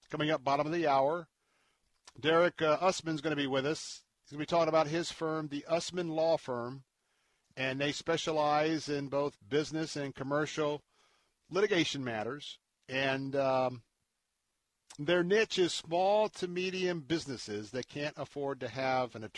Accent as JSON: {"language": "English", "town": "Tampa", "region": "Florida", "country": "United States", "tie": "born or raised there", "said": "I was born and raised in Tampa"}